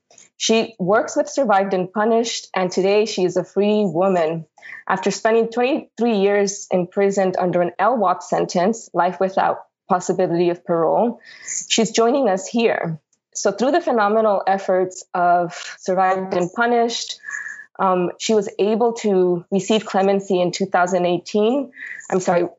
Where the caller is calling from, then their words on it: New York City, New York, United States; I am calling from Lenape Hoking territory, otherwise known as New York City.